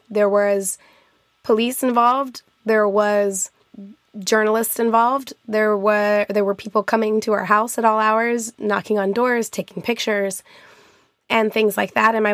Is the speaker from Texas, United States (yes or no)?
no; Albuquerque, New Mexico, United States; born there; I was born in Albuquerque, New Mexico, and my grandparents both my grandma still lives there